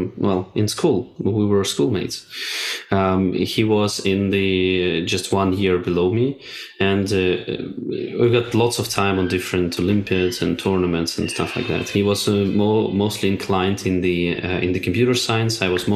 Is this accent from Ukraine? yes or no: yes; Ukraine; moved away as an adult; also born or lived in Russia; now in Lisbon, Portugal; I was born in Ukraine and then studied in Ukraine and Russia.